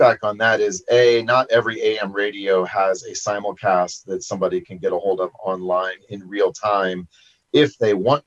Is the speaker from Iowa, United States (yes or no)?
yes; Iowa, United States; moved away; when I was growing up in Iowa